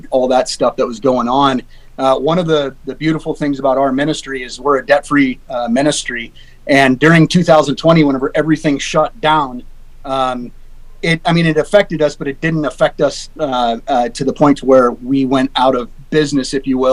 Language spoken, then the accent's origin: English; Alaska, United States; I'm born and raised in Alaska